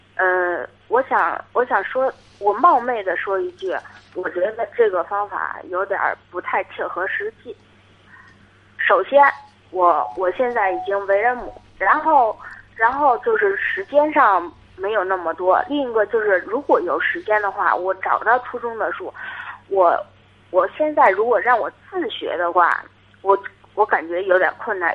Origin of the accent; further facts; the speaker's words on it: Hebei, China; 我是河北哦，河北的河北的家啊，乡哦